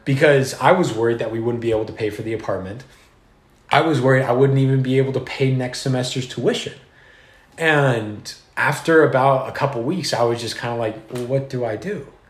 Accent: Southern California, United States; I'm from Southern California

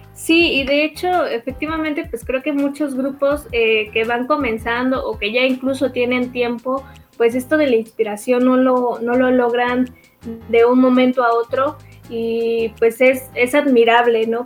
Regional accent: Mexico; nosotros como mexicanos

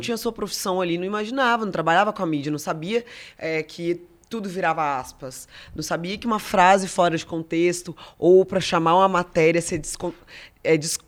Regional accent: Espírito Santo, Brazil; eu sou do Espírito Santo

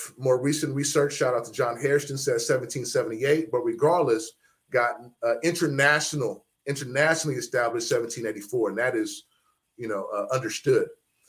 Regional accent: Oakland, California, United States; moved away; also born or lived in Texas / Oregon; But I was raised a Prince Hall Mason in Texas. And so I say Oakland raised, Texas made.

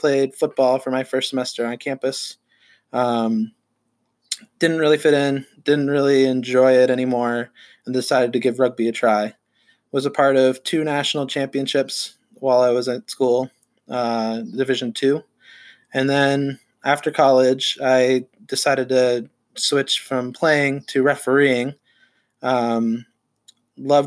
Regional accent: Vermont, United States; I grew up in Vermont in the United States.

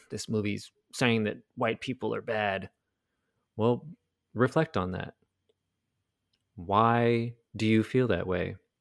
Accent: United States; America, our country

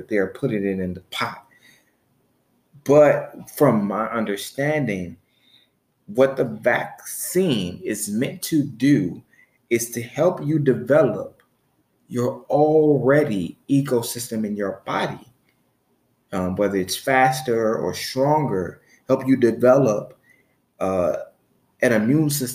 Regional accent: Chicago, Illinois, United States; because where I'm from, because I'm from Chicago, Illinois, there wasn't a lot of talk about alternative ways to make money. There wasn't a lot of talk in my household

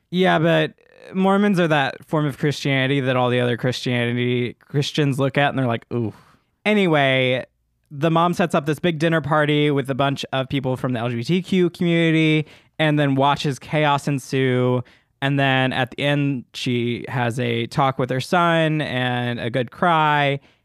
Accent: Memphis, Tennessee, United States; I'm from Memphis, or outside

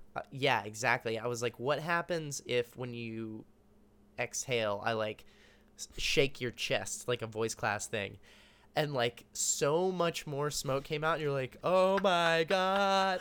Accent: Austin, Texas, United States; moved away as an adult; also born or lived in Dallas, Texas; I grew up in Austin.

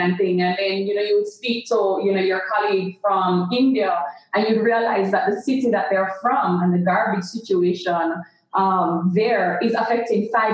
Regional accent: Jamaica; moved away as an adult; also born or lived in London, England; they made a decision when I was about 2 years old that they wanted me to go to school in Jamaica

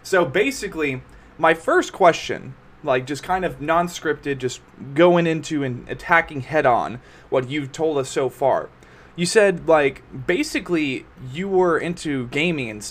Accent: United States; I'm from the States

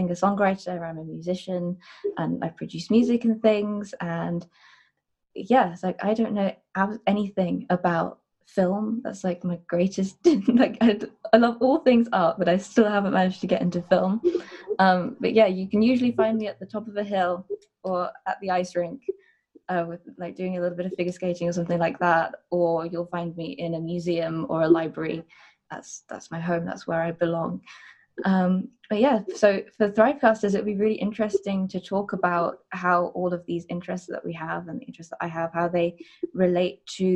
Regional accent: Walsall, West Midlands, United Kingdom; also born or lived in Lancaster; born and raised in Warsaw. Been here all of my life until my time at uni

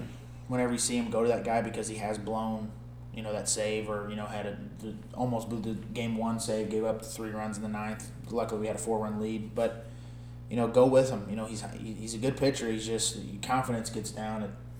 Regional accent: St. Louis, Missouri, United States; we're from St. Louis

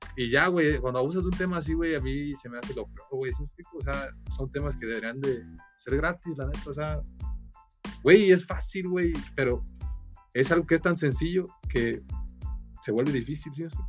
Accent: Nueva Italia, Michoacán, Mexico; also born or lived in Uruapan; de Nueva Italia, pero igual, eh, mis papás eh, se divorciaron cuando yo era, tenía tres años. Mi mamá se vino a vivir a Uruapan y se podría decir que estaba aquí viviendo por etapas. Nací aquí en Uruapan, pero mi familia estaba en Nueva Italia.

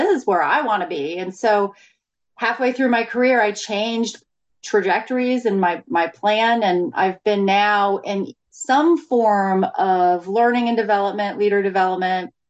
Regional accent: Florida, United States; I grew up in Florida

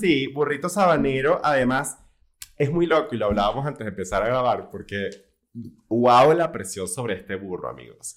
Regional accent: Venezuela

